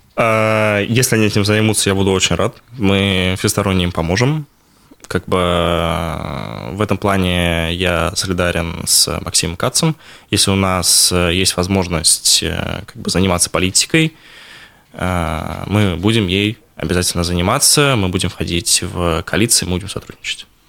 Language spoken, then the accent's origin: Russian; Bashkortostan, Russia